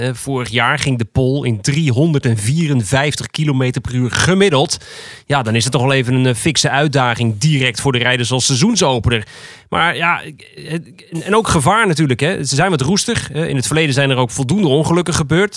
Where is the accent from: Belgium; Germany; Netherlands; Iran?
Netherlands; wij als Nederlanders